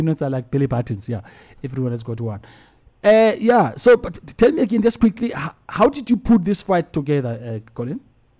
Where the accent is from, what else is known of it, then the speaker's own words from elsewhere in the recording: South Africa; Being South African